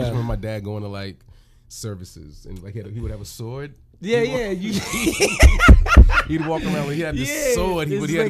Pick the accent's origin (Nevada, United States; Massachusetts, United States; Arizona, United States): Massachusetts, United States; Cambridge; moved away; also born or lived in Orlando; I was born and raised in Boston. Then I'm actually Cambridge, Massachusetts.